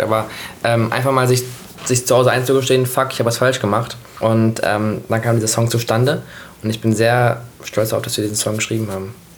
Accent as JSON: {"language": "German", "town": "Hanover", "region": "Lower Saxony", "country": "Germany", "tie": "born or raised there", "said": "Hannover geboren und dann auf dem Land aufgewachsen, also dann neben Hannover aufgewachsen"}